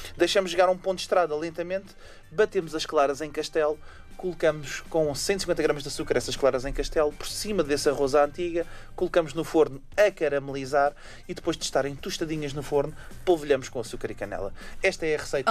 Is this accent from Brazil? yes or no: no; Portugal; Nós, como portugueses e europeus